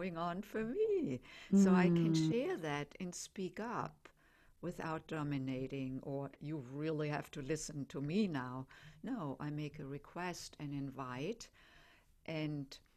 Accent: Germany; accent: German; English is a second language; I'm German, as probably most can tell by my accent. And so we don't call the home country motherland, we call it fatherland

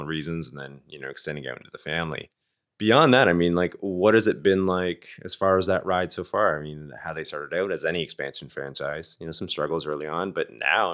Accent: Canada; being Canadian, I myself Canadian too

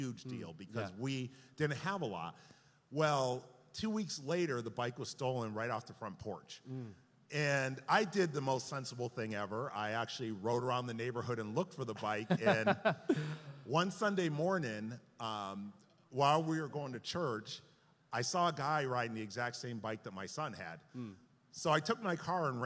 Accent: Hampden, Massachusetts, United States; I grew up in Hamden, Massachusetts, in a very suburban town where all of us got cars at the age of 16 years old

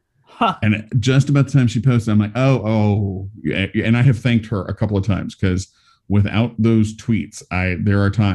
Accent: American South, United States; I'm from the American South

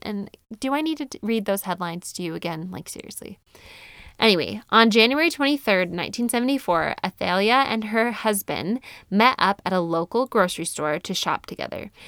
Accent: United States; we citizens of the good old U S

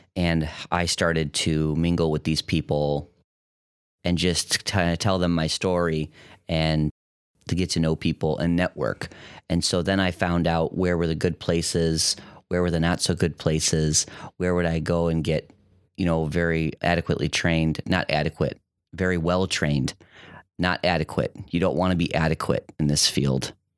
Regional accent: Detroit, Michigan, United States; moved away as an adult; also born or lived in Grand Rapids, Michigan; now in Toledo, United States; I grew up in Metro Detroit.

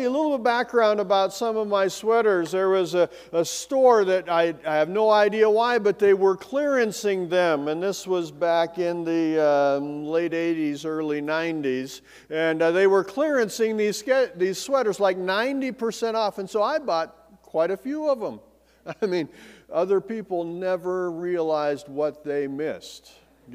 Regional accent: Bozeman, Montana, United States; also born or lived in Belgrade, Montana; as a kid, I grew up in Bozeman in Belgrade

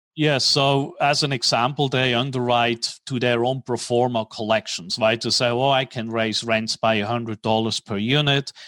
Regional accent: Switzerland; moved away as an adult; also born or lived in New York / Tokyo / Hong Kong; now in Dallas, United States; I'm originally from Switzerland. Grew up in Switzerland

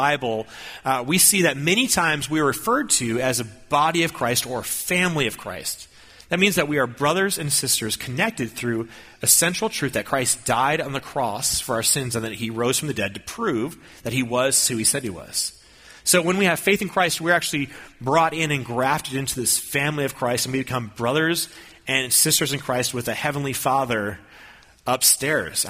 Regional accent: Minnesota, United States; I grew up in Minnesota

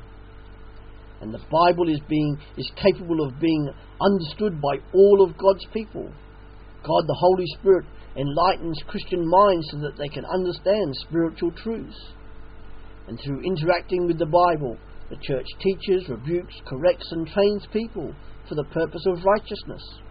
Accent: Australia; now in England, United Kingdom; an Australian living in England, the mother country

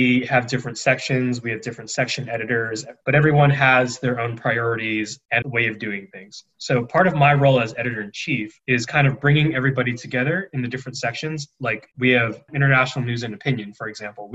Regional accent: Diamond Bar, California, United States; moved away as an adult; My hometown is Diamond Bar, California

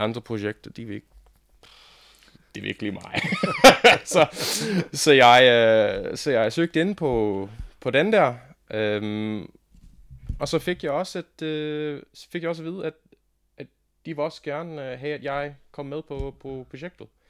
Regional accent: Australia; Danish is a second language; moved away as an adult; now in Denmark; jeg er faktisk ikke dansker. Jeg kommer fra Australien

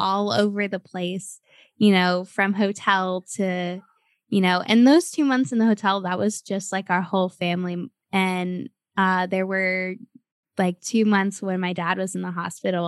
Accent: United States; moved away; also born or lived in Cleveland / San Antonio; I grew up in Cleveland and San Antonio

